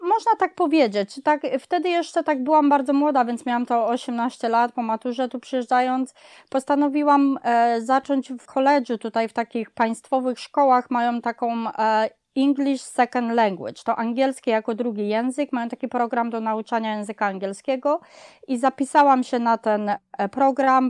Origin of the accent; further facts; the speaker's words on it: Kraków, Lesser Poland, Poland; now in United States; ja pochodzę z dużego miasta, z Krakowa